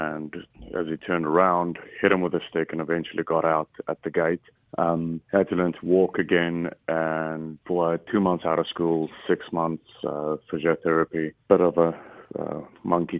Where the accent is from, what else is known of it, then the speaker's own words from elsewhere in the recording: South Africa; moved away; I grew up in South Africa, and when I was 15